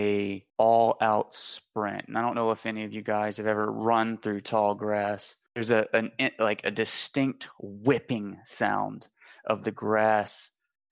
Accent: Pearl River, Louisiana, United States; I am from Pearl River, Louisiana, closer to the outskirts out by Hickory

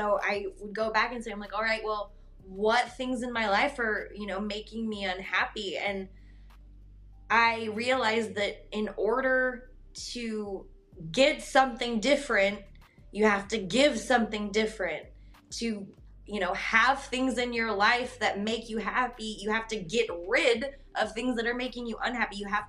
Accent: Wyoming, United States; now in Kansas City, United States; I grew up in Wyoming.

